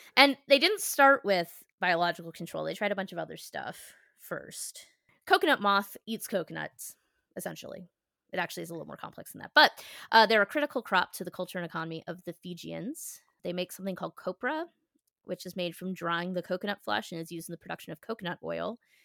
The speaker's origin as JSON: {"language": "English", "town": "Philadelphia", "region": "Pennsylvania", "country": "United States", "said": "as a Philadelphian"}